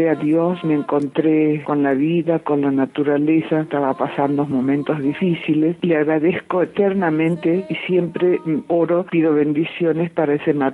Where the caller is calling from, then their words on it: Jujuy, Argentina; de Jujuy